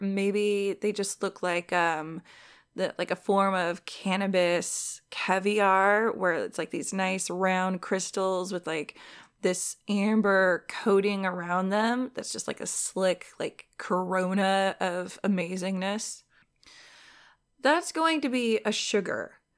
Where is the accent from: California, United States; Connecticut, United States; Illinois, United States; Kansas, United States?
California, United States; Southern; I'm from Southern California.